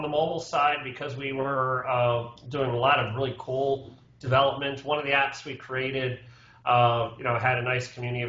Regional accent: Doylestown, Pennsylvania, United States; up here. And for me, living in town, it was a great convenience to be able to say, having a close place to work.

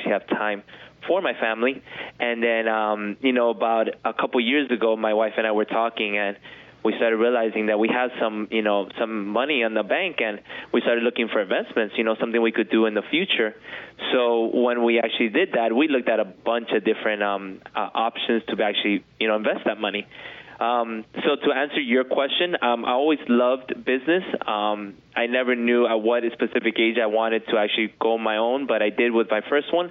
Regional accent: Miami, Florida, United States; I was born and raised here in Miami

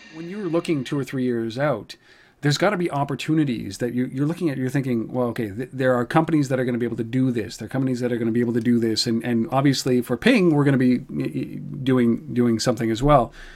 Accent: Canada; we're Canadian

